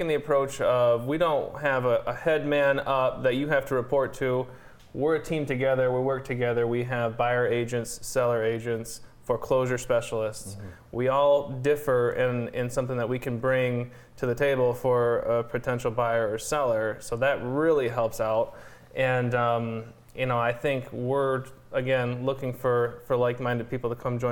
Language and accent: English; Napoleon, Michigan, United States; I grew up in Napoleon